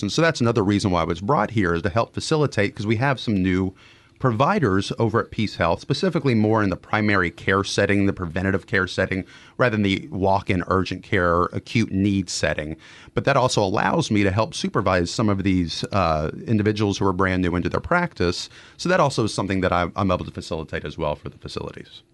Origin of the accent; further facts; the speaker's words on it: Dallas-Fort Worth area, Texas, United States; I'm a Texan, born and raised in the Dallas-Fort Worth area